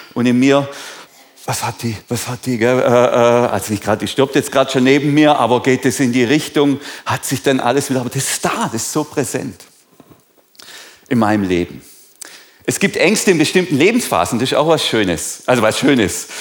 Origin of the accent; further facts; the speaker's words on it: Germany; sind wir Deutsche